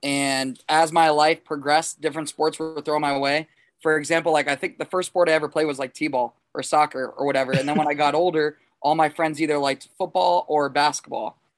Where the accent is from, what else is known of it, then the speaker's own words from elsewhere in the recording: South Florida, United States; now in St. Augustine, United States; I grew up in South Florida, like born and raised a Miami Dolphin fan